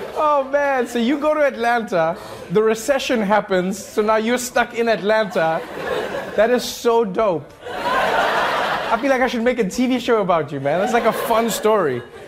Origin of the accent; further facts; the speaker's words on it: South Africa; moved away; growing up in South Africa